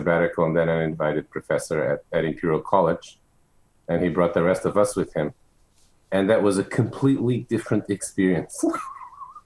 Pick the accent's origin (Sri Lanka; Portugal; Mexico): Portugal; Lisbon; English is a second language; moved away as an adult; also born or lived in London; now in United States; I grew up in Lisbon, in Portugal. Except for a couple of years that I spent in London as a teenager